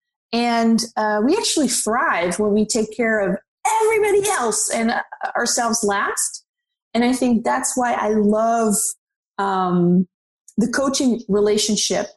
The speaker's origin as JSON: {"language": "English", "country": "Netherlands", "moved": "as an adult", "lives_now": "Los Angeles, United States", "said": "I'm originally from the Netherlands, so I'm Dutch. And I moved to Los Angeles about, 7 years ago."}